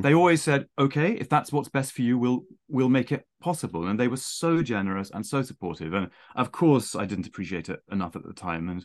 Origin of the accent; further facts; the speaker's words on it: near Winchester, South East England, United Kingdom; accent: plummy; also born or lived in Saint Petersburg; I was born near Winchester.